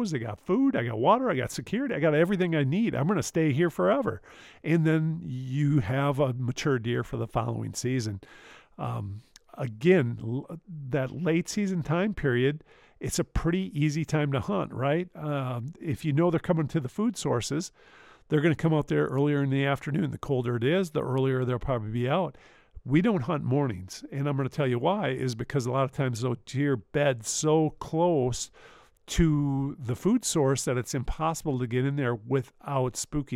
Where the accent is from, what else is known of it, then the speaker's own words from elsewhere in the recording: Wisconsin, United States; I'm from Wisconsin